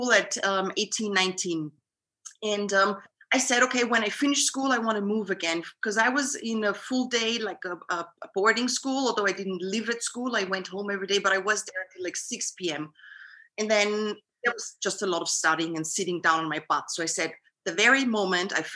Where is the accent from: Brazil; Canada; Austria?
Austria; Vienna; I'm from Vienna, Austria, which is not so far away from Zurich. And I'm living here my whole life